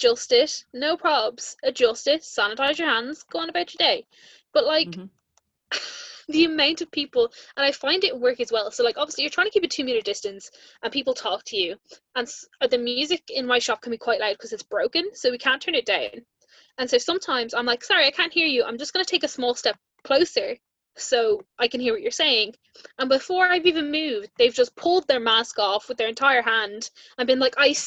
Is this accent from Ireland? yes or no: yes; Ireland; being an Irish Disney podcast